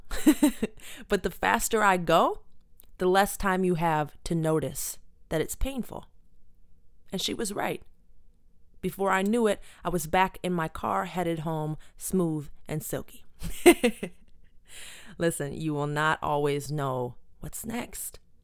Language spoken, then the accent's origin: English; Buffalo, New York, United States; Born and raised in Buffalo